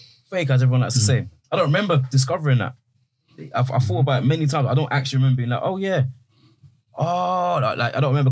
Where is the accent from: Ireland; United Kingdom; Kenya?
United Kingdom; Croydon, London; I grew up in South London